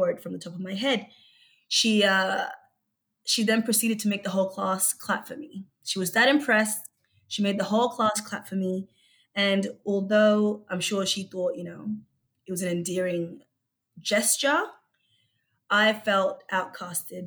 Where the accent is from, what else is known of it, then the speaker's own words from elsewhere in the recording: Brisbane, Queensland, Australia; English is a second language; also born or lived in Egypt / Melbourne; I came to Australia just before I turned 8 years old, and I originally grew up in Brisbane